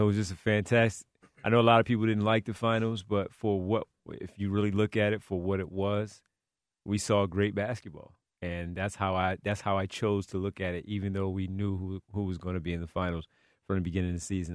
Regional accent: Philadelphia area, Pennsylvania, United States; We're all three from the Philadelphia area

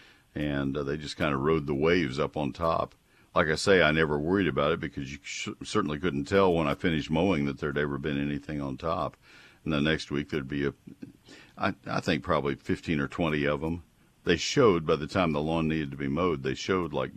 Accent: Texas, United States; I love my home state

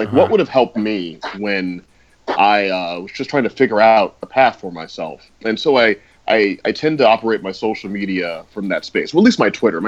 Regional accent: St. Louis, Missouri, United States; moved away as an adult; also born or lived in New York; I grew up in St. Louis, and I went to NYU

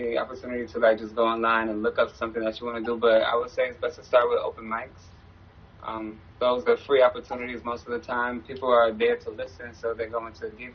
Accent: New York City, New York, United States; also born or lived in Bronx, New York / Jamaica, Queens, New York; I'm originally from the Bronx. I was born in the Bronx. I moved to Queens, in Jamaica, Queens, when I was 9, and then to Far Rockaway when I was 11. So from there, I just was like raised in Far Rockaway

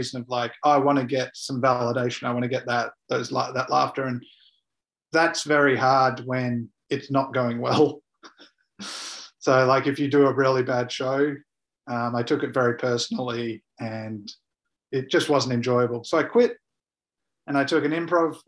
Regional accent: Perth, Western Australia, Australia; moved away; also born or lived in Karratha, Australia; So Perth is my home. I'm raised in Perth

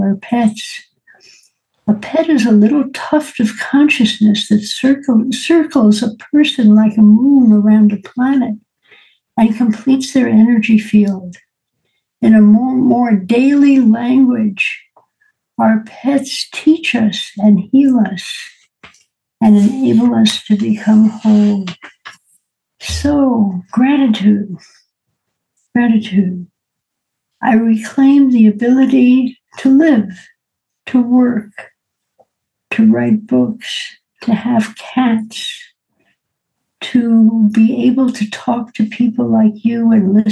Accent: New York City, New York, United States; Born and raised in New York City

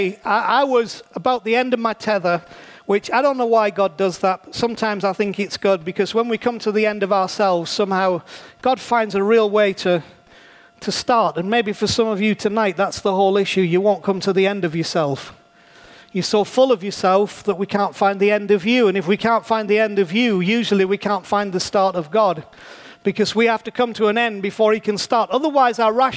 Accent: England, United Kingdom; I'm a pastor from England

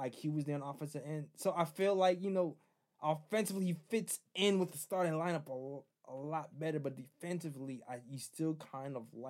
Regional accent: Fort Greene, New York, United States; I'm from Fort Greene, dog. Like, y'all not going to sit me in my hometown.

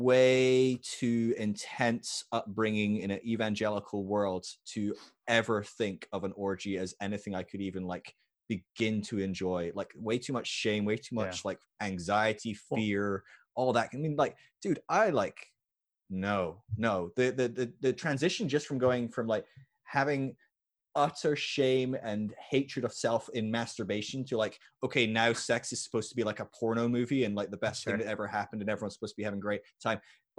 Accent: Scotland, United Kingdom; I'm a Scot as well, so.

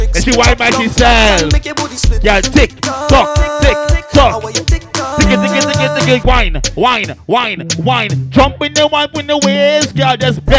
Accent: Brooklyn, New York, United States; I'm from Brooklyn, but I feel like I'll be in Jersey

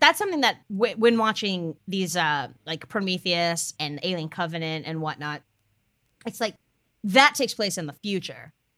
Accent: Hickory, North Carolina, United States; My hometown is Hickory

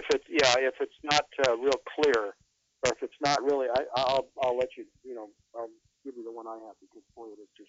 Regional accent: Long Beach, California, United States; growing up in Long Beach

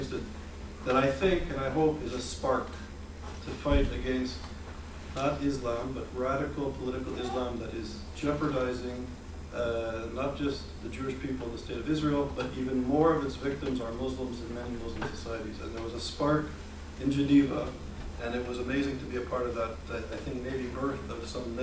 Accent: Canada; as a Canadian, as a Jew

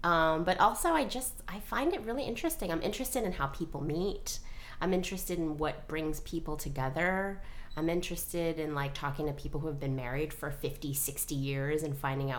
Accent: New York, United States; I grew up in New York.

